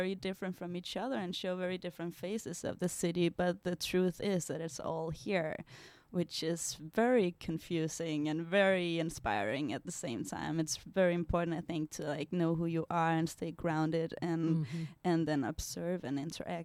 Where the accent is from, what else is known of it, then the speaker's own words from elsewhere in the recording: Denmark; moved away as an adult; also born or lived in Indonesia; now in United States; I come from Denmark